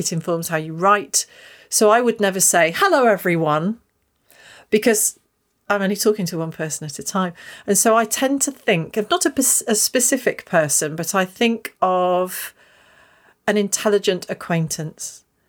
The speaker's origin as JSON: {"language": "English", "town": "Stoke Golding", "region": "East Midlands", "country": "United Kingdom", "tie": "born or raised there", "said": "I was born and brought up in Stoke Golding"}